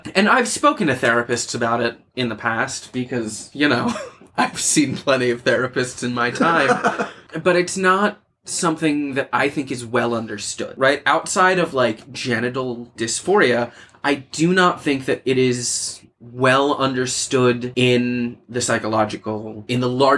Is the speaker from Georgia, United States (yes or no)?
no; Pennsylvania, United States; moved away as an adult; now in New York, United States; growing up in Pennsylvania